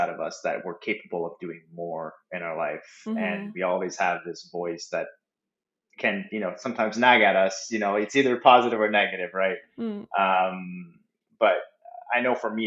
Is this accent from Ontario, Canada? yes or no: no; Moncton, New Brunswick, Canada; I'm a Canadian, born and raised in Atlanta, Canada, Moncton, New Brunswick